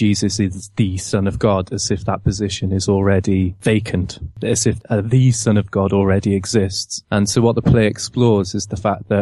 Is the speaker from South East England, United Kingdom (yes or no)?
no; Cardiff, Wales, United Kingdom; now in London, United Kingdom; I'm originally from Cardiff